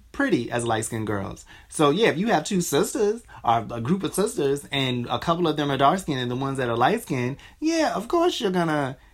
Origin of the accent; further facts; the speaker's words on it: United States; I'm American.